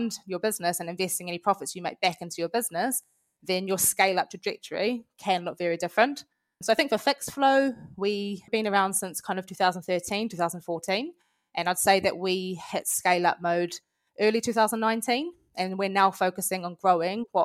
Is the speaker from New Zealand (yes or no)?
yes; New Zealand; accent: Kiwi; moved away as an adult; now in London, United Kingdom; As you can probably tell from my accent, I am a Kiwi. I've moved over to London about 5 years ago from New Zealand.